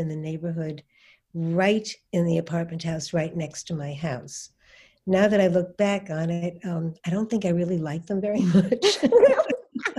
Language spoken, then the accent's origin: English; New York City, New York, United States; moved away; I grew up in Brooklyn, New York, and I had a very wonderful growing up, actually